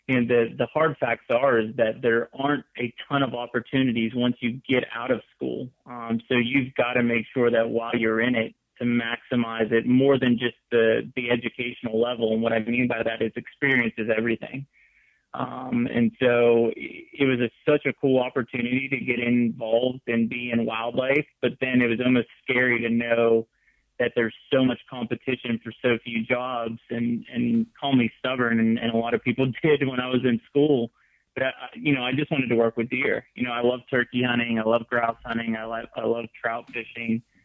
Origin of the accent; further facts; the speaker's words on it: Western Pennsylvania, United States; moved away as an adult; also born or lived in Mississippi / Missouri; I grew up in Western Pennsylvania, which coincidentally is where I'm at right now